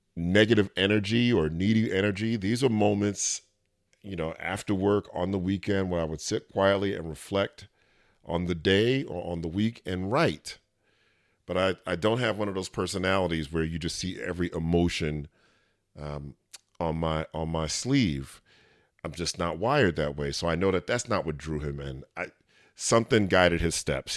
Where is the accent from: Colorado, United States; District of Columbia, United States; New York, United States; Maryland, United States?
New York, United States; New York City; moved away; I'm from New York City, and though I haven't lived there in a long time